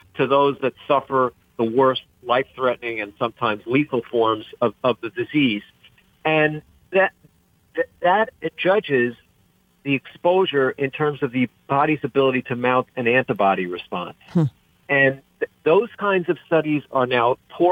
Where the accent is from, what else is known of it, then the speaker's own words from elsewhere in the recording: Rhode Island, United States; my home state of Rhode Island